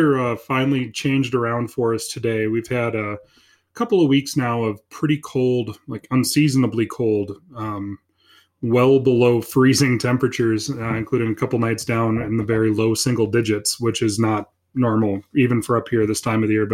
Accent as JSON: {"language": "English", "town": "Minot", "region": "North Dakota", "country": "United States", "tie": "born or raised there", "also_born_or_lived": "Fargo, North Dakota", "moved": "as an adult", "lives_now": "Stanley, United States", "said": "I was born and raised in Minot, spent most of my life there."}